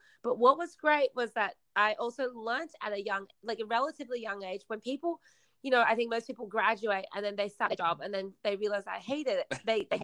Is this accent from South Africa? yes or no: no; Australia; also born or lived in China; my parents and I, we immigrated from China to Australia when I was 8